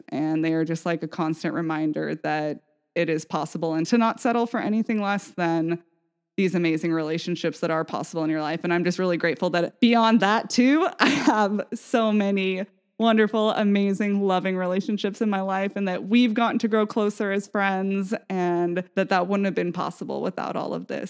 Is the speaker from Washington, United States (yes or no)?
yes; Vashon, Washington, United States; growing up on Vashon